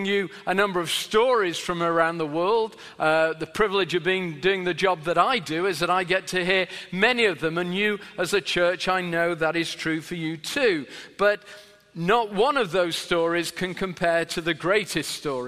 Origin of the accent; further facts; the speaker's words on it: Sheffield, Yorkshire and the Humber, United Kingdom; I'm from England, which is in and a particular city called Sheffield, which is in the north of England